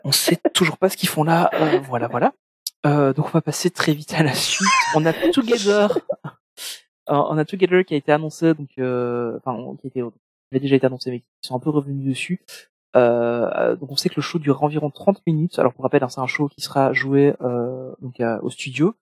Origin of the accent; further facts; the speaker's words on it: Belgium; je suis belge